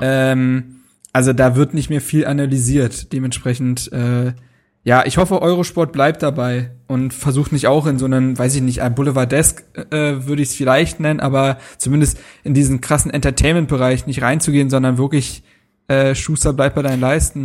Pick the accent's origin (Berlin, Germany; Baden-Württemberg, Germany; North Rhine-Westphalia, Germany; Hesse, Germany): Berlin, Germany; bei uns zu Hause in Berlin, bei meinen Eltern